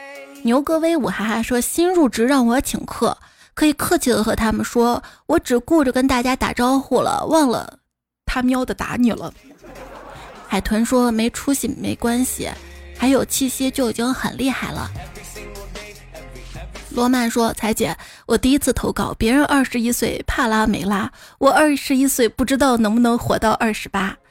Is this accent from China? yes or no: yes; China; 希望我们中国人都这么团结。